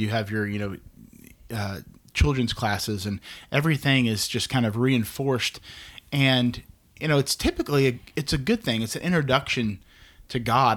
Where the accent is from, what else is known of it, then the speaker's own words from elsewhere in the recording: Dallas, Texas, United States; I'm actually from here, um, born in Dallas, been here in the great state of Texas with all of its oppressive heat for almost 36 years